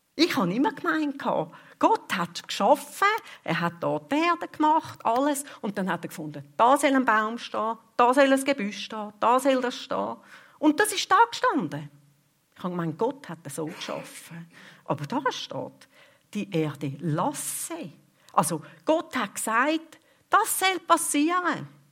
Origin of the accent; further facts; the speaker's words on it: Switzerland; bei uns in der Schweiz